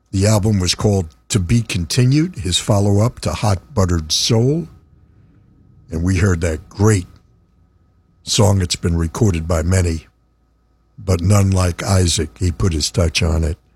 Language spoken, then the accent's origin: English; New York City, New York, United States; I was born in the Bronx.